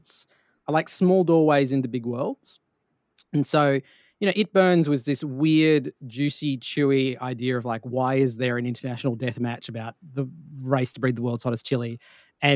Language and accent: English; Australia; being an Australian in the US